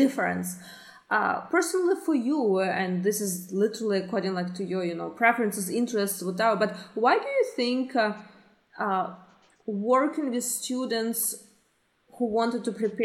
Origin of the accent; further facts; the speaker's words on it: Ukraine; moved away as an adult; now in Canada; I'm originally from Ukraine, and I started belly dancing in Ukraine